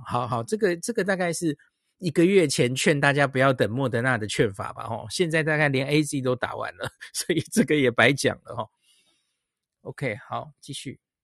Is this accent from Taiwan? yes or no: yes; Taiwan; 对我们台湾人来说